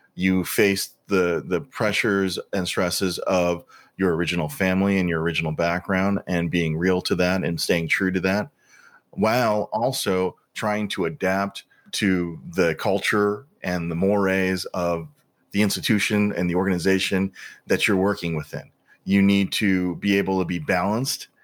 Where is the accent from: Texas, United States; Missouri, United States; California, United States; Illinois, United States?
Missouri, United States; St. Louis; growing up in Saint Louis in the seventies and eighties